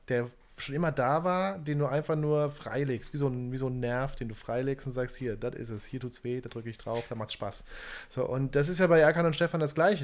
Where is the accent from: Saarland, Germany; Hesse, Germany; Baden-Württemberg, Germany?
Saarland, Germany; Saarbrücken; Zerbrücken, wo ich herkomme